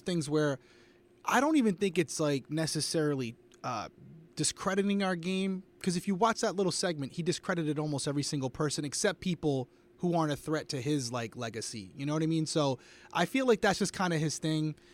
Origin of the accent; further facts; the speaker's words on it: Rhode Island, United States; I am from Rhode Island, close to Fenway Park.